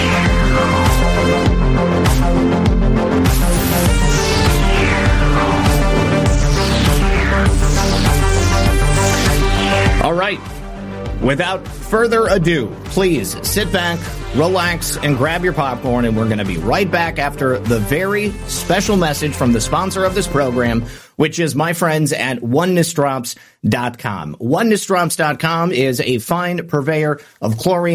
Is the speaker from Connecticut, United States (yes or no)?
no; Michigan, United States; moved away; former Michigander. Well, I guess maybe I'm always a Michigander. I'm just no longer a Michigan resident